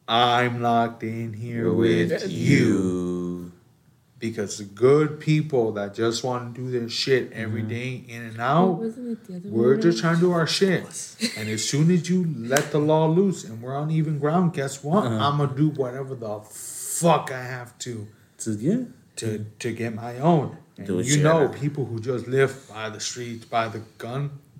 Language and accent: English; Chicago, Illinois, United States; As a Chicagoan from Chicago.